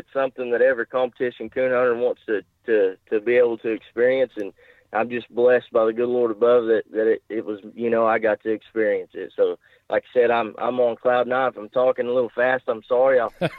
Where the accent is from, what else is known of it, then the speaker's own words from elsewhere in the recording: Jay, Oklahoma, United States; I live in Jay. I grew up here in Jay, and I've kind of stayed around here my whole life.